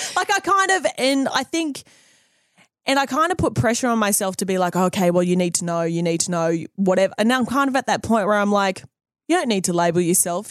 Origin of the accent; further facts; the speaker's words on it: Country Queensland, Australia; moved away as an adult; now in New Zealand; being an Aussie and then coming to New Zealand, I left Aussie